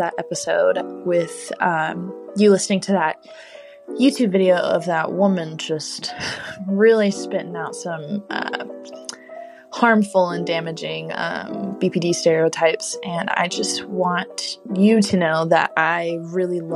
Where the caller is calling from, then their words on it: Dallas, Texas, United States; I'm calling from Dallas, Texas